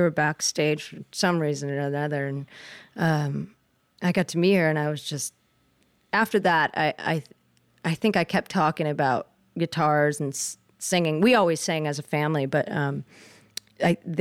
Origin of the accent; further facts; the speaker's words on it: the Northwest, Pacific Northwest, United States; I grew up in the Northwest